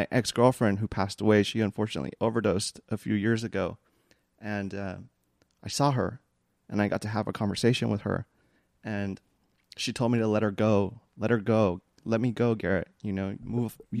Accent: Philippines; because I'm Filipino, and I just it felt I felt like safe with you

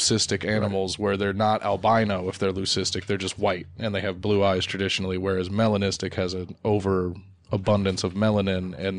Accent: Jamaica; born there; I was born in Jamaica right by the beach.

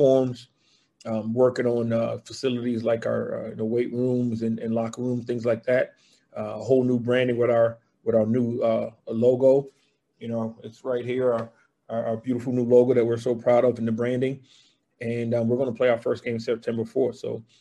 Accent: Charleston, South Carolina, United States; moved away as an adult; also born or lived in West Point, New York / Fort Bragg, North Carolina / Georgia; I'm originally from Charleston, South Carolina, born and raised

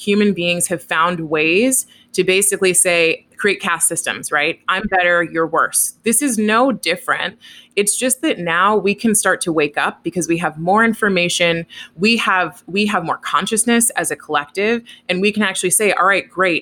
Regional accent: Oakland, California, United States; I grew up in Oakland, which is a pretty diverse place

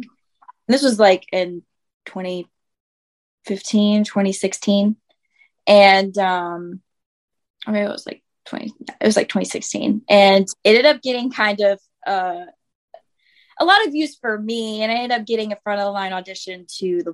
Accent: Winston-Salem, North Carolina, United States; I grew up in Winston-Salem, North Carolina

